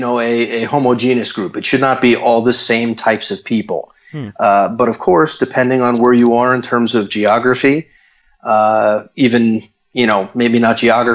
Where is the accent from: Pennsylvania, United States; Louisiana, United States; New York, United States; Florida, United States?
Florida, United States; also born or lived in San Francisco, California; I moved back to my hometown in Florida